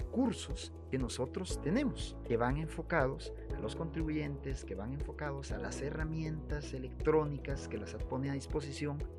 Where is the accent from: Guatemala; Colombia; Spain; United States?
Guatemala; Somos guatemaltecos